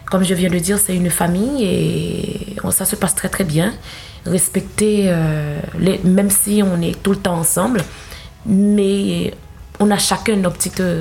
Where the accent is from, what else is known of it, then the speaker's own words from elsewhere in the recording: Haiti; born there; je suis née en Haïti et euh, j'ai grandi dans une famille protestante religieuse.